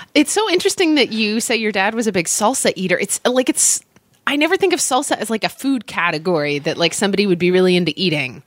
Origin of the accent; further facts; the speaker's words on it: Oklahoma, United States; I grew up in Oklahoma, so lots of thunderstorms, lots of tornadoes